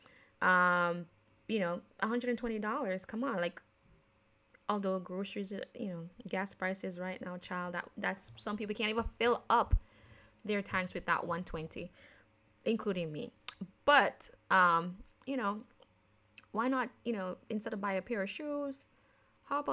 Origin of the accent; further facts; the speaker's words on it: Jamaica; accent: Jamaican; now in United States; I am born, raised in Jamaican, but a naturalized American citizen. But because I grew up in Jamaica